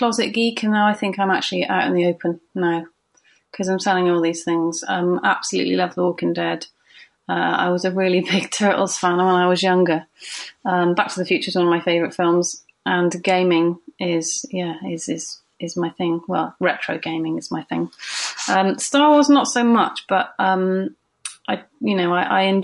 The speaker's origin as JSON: {"language": "English", "town": "Frome", "region": "South West England", "country": "United Kingdom", "said": "I'm from Froome in Somerset"}